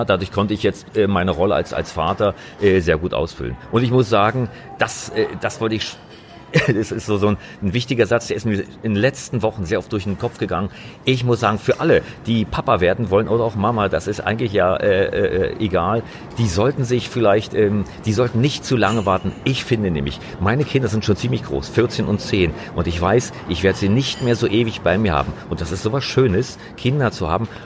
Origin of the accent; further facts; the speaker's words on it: East Germany, Germany; Ich, ich komme eigentlich aus dem Osten Deutschlands, äh, genauer gesagt, ich bin in der DDR groß geworden.